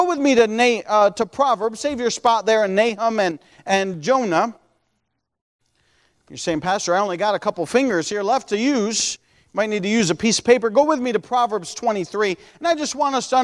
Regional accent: United States

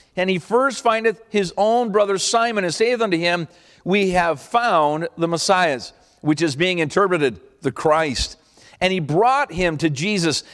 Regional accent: Canada; I'm from Canada

